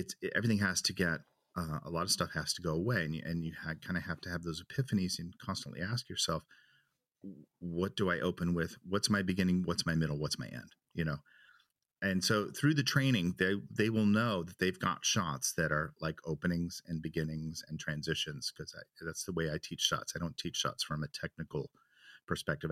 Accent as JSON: {"language": "English", "town": "Chicago", "region": "Illinois", "country": "United States", "moved": "yes", "lives_now": "Germany", "said": "I'm from Chicago"}